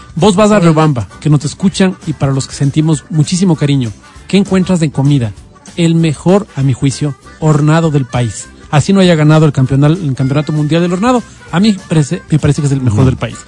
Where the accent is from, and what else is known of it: Quito, Pichincha, Ecuador